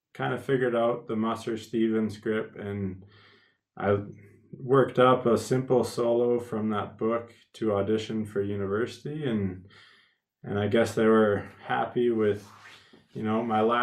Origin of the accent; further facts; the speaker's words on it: Fernie, British Columbia, Canada; I grew up in Fernie, BC, Canada, which is a very small ski town.